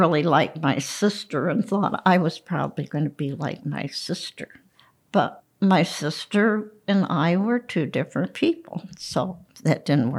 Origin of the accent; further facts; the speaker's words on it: Scandia, Pennsylvania, United States; I grew up in Scandia.